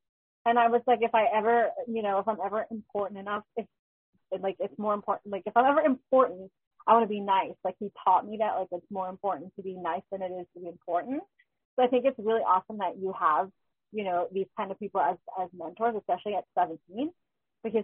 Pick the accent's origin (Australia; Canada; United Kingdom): Canada; I'm Canadian.